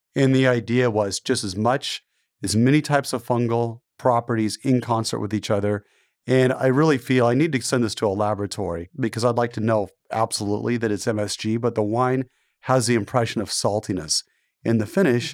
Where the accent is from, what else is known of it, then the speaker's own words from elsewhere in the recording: Portland, Oregon, United States; I grew up in Portland, and my dad was a television journalist. He worked for Channel eight News.